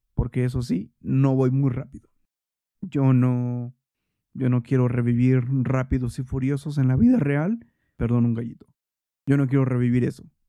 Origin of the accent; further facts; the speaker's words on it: Toluca, State of Mexico, Mexico; yo crecí en Toluca